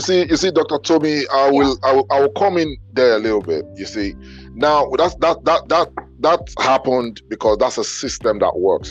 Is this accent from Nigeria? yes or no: yes; Benin City, Edo, Nigeria; moved away; growing up in Benin